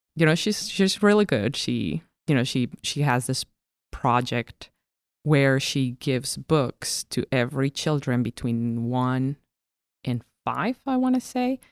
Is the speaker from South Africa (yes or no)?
no; Cochabamba, Bolivia; also born or lived in La Paz, Bolivia; I lived in the middle of the country. It is called Cochabamba. That is my hometown.